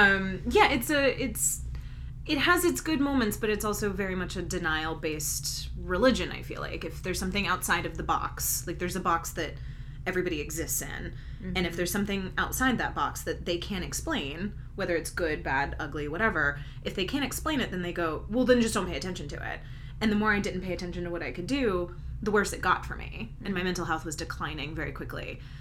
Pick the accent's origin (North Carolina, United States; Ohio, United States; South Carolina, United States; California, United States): North Carolina, United States; now in Salem, United States; I am from North Carolina. I grew up in the Piedmont. And then I moved up to Asheville, North Carolina, which is in the Western Carolina Mountains.